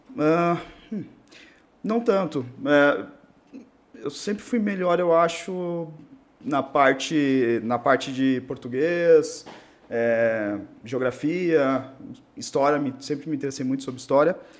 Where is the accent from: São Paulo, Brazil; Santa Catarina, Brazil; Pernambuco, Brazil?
Santa Catarina, Brazil; Rio Negrinho; also born or lived in Corupá; Eu sou do interior de Santa Catarina, é, Rio Negrinho, uma cidade é, divisa com o Paraná, uhum. do norte do estado. E, bom, nasci, nasci morei lá até os sete anos de idade.